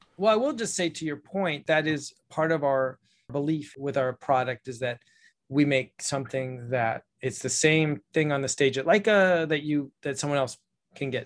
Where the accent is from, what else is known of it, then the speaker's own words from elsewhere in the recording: Ojai, California, United States; my hometown here in Ojai